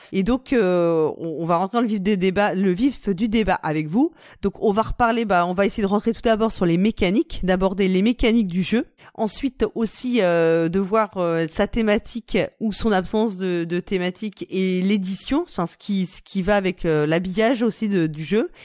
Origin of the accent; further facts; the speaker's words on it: France; on est français